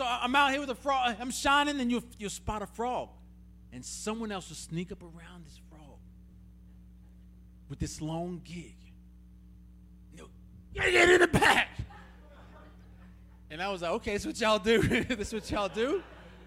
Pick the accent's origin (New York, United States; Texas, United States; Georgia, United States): Georgia, United States; Atlanta; moved away as an adult; also born or lived in Tulsa, Oklahoma; now in Russellville, Kentucky, United States; I grew up in Atlanta.